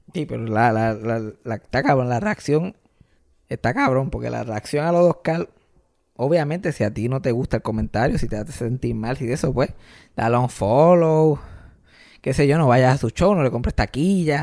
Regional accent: Puerto Rico; nos unen como puertorriqueños

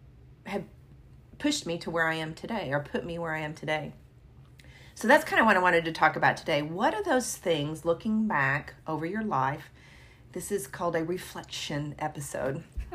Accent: Sacramento, California, United States; born there; So I was born in Sacramento. I was an Air Force baby.

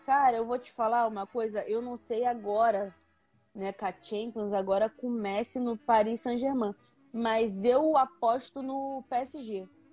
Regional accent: Paracambi, Rio de Janeiro, Brazil; Eu sou do município. Eu nasci no município de Paracambi

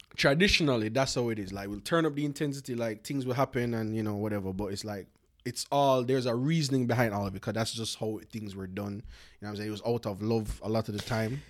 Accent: Jamaica; moved away; me growing up in Jamaica

